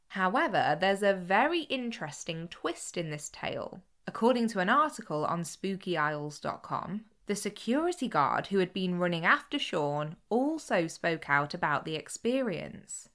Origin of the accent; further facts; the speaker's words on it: Cheshire, North West England, United Kingdom; I'm from Cheshire